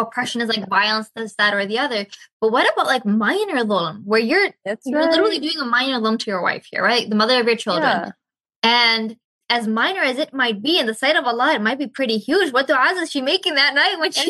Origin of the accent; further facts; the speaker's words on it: Victoria, British Columbia, Canada; moved away as an adult; also born or lived in Malaysia; I moved back to Canada, my hometown here in Victoria